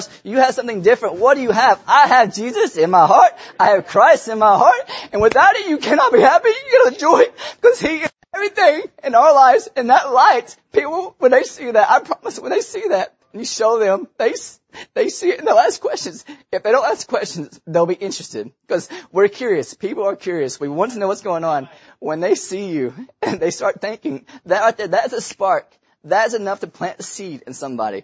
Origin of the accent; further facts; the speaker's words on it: Tennessee, United States; I was born in Tennessee